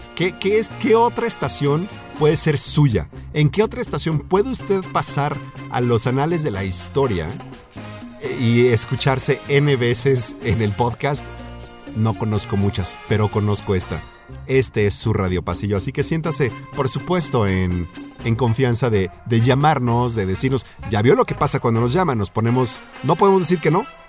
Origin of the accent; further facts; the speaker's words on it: Mexico City, Mexico; moved away as an adult; also born or lived in Bellevue, Washington, United States; pues yo vengo del DF, ¿no?